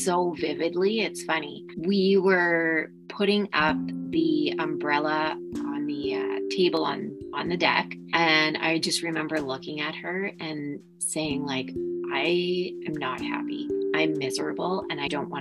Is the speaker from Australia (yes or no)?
no; Saskatoon, Saskatchewan, Canada; also born or lived in Martensville, Saskatchewan; I grew up in Saskatoon, specifically in the city.